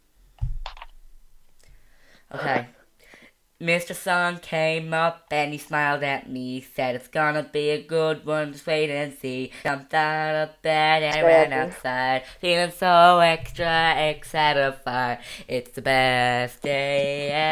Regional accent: Ireland; I'm not American, I'm Irish

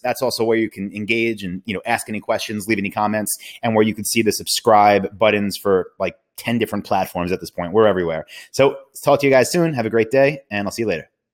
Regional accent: New York City, New York, United States; now in Austin, United States; I'm from New York

